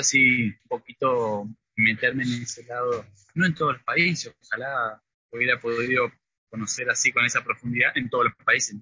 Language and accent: Spanish; Río Negro, Argentina; moved away as an adult; also born or lived in Rosario / France; Y yo soy de Río Negro, eh, del sur, pero estudié en, la Universidad Nacional de Rosario psicología.